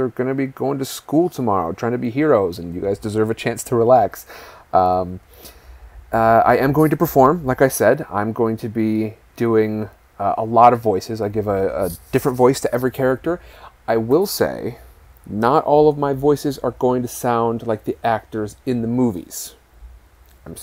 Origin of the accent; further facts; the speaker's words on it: Midwest, United States; now in California, United States; I live in California. I'm originally from the Midwest